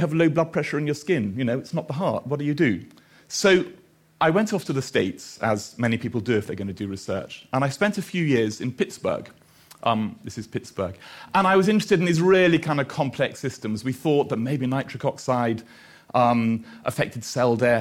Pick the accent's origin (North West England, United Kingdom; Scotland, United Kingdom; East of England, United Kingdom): Scotland, United Kingdom; Edinburgh; also born or lived in Australia / Aberdeen; I'm from Edinburgh.